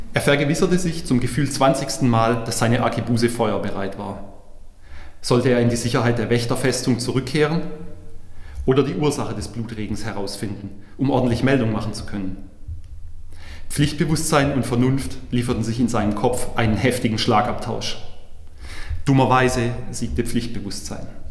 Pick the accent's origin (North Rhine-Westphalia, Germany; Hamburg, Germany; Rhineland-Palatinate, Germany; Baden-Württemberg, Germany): Baden-Württemberg, Germany; Heilbronn; also born or lived in Weinsberg / Karlsruhe; als gebürtiger Heilbronner